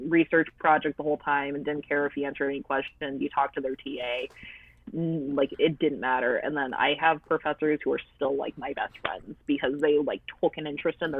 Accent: United States; I am American, like, I'm a natural-born American

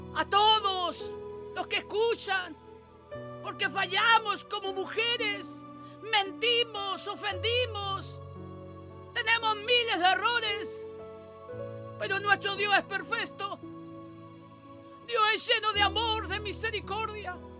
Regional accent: Chile; oro por mi tierra, oro por mi Chile, mi amado Chile

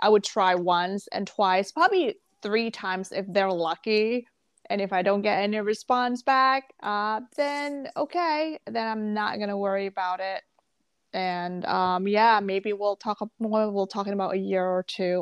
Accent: Jakarta, Indonesia; also born or lived in Malaysia / Singapore / Bangkok, Thailand; now in West Hartford, United States; So I grew up in Indonesia, in Jakarta

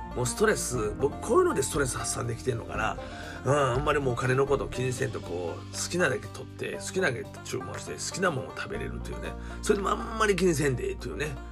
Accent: Kansai, Japan; 関西人ですから

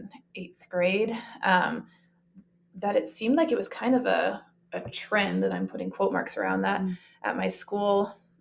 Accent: Canada; moved away as an adult; now in Utah, United States; I'm from Canada, lived here in Utah for the last 10 years

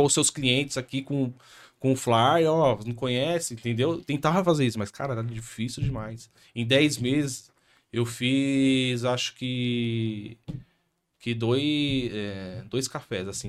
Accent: São Paulo, Brazil; also born or lived in Itaquera, Zona Leste, São Paulo; sou aqui de São Paulo

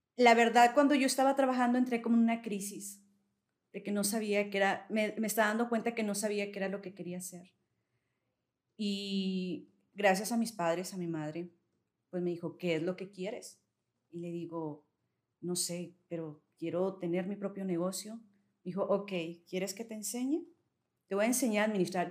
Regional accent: Saltillo, Coahuila, Mexico; soy aquí de Saltillo

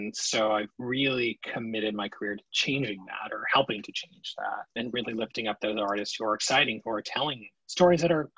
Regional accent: New Jersey, United States; also born or lived in Queens, New York; Born in Queens, New York, from Long Island Jewish Hospital. My parents are from New York, have like relatively thick New York accents. I somehow lost it. And when I was 5, we moved actually to New Jersey

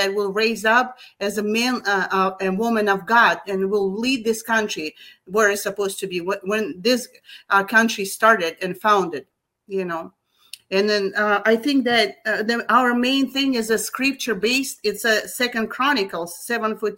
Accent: Kazakhstan; first language Russian; English is a second language; moved away as an adult; now in United States; I am from Kazakhstan originally. My father was from Russia. We're all speaking Russian.

